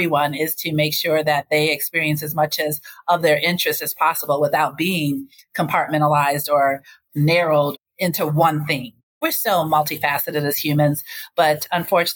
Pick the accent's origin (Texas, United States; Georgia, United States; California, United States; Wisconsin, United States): Wisconsin, United States; Racine; also born or lived in Chicago, Illinois; growing up in Racine, Wisconsin, I went to high school at Washington Park High School